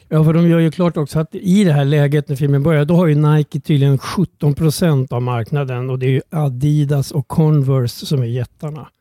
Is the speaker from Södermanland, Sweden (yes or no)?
yes; Strängnäs, Södermanland, Sweden; jag låg hemma i Strängnäs